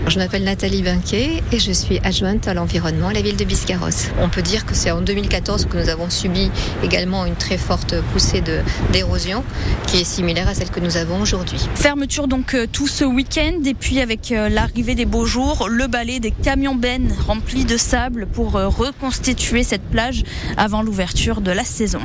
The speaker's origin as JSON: {"language": "French", "town": "Antibes", "region": "Provence-Alpes-Côte d'Azur", "country": "France", "said": "je viens de Antibes 06, donc la Méditerranée"}